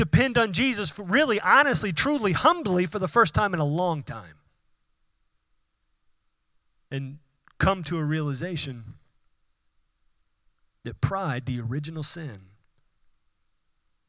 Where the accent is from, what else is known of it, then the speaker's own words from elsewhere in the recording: Houston, Texas, United States; accent: Houston; my Houston accent